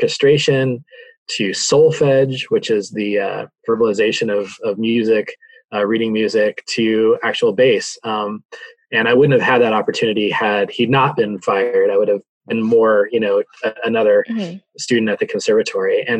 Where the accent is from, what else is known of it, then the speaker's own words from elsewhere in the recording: Santa Fe, New Mexico, United States; born and raised in Santa Fe, New Mexico